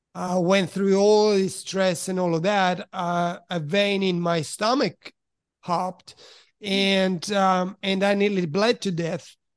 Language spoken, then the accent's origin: English; Switzerland; also born or lived in Italy; now in Australia; originally from Italy, but I grew up in Switzerland.